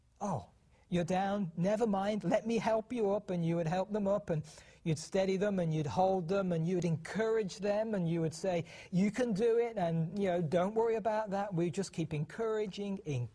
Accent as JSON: {"language": "English", "country": "United Kingdom", "tie": "born or raised there", "moved": "as an adult", "lives_now": "Montana, United States", "said": "The accent that you hear is because we were born and raised in the United Kingdom."}